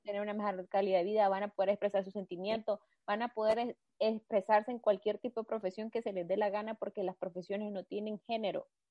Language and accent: Spanish; Nicaragua; somos tres chavalas nicas, venimos de un país en vías de desarrollo